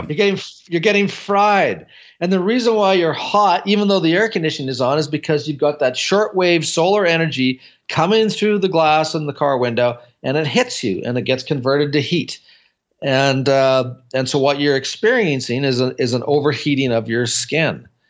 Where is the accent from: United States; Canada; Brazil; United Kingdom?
Canada; I'm from Canada